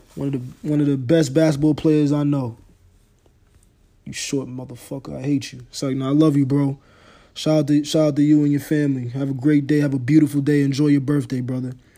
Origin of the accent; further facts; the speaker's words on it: New York, United States; Growing up in New York, my first team as far as N F L's teams go